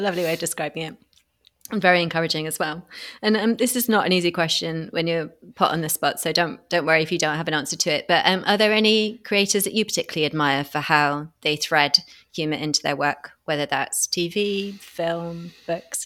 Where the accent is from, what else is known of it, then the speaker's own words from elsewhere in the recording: United Kingdom; I'm a Brit